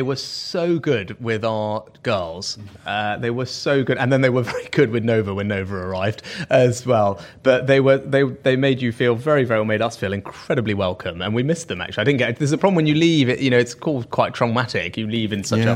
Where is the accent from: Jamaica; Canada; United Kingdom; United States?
United Kingdom; Southampton, South East England; I'm from Southampton.